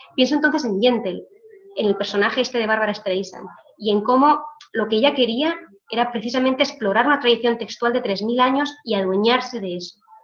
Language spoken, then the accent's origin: Spanish; Israel